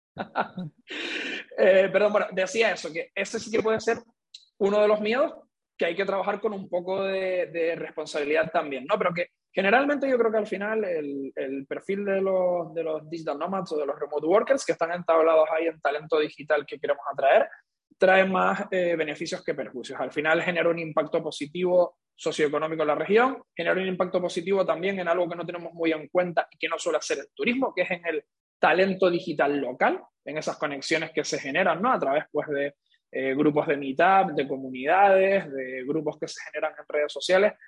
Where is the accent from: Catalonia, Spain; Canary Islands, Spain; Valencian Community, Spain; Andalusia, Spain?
Canary Islands, Spain; siendo canario